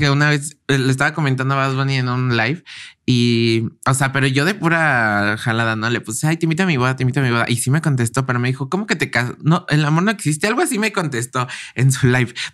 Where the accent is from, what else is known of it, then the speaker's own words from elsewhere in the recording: Mexico City, Mexico; Sí, soy de la Ciudad de México.